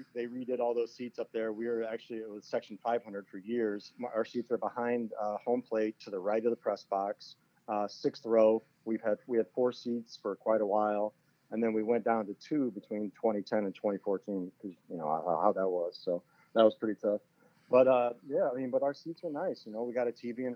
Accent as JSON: {"language": "English", "town": "Moline", "region": "Illinois", "country": "United States", "tie": "born or raised there", "said": "I'm from Moline, Illinois"}